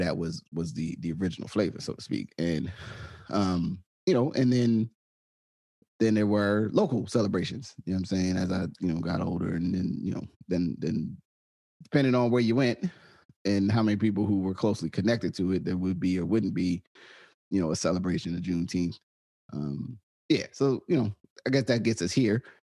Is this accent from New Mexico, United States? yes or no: no; New Jersey, United States; growing up in New Jersey